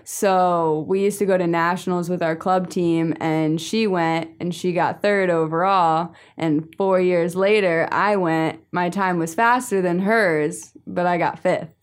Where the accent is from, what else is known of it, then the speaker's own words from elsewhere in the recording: New Jersey, United States; I'm from New Jersey